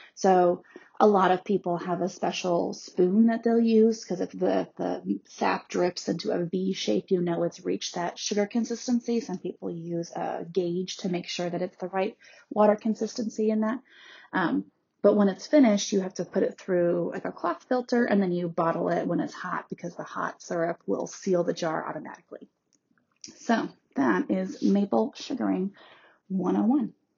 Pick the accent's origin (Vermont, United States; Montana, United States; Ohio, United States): Vermont, United States; I grew up in Vermont, which is mostly Abenaki land.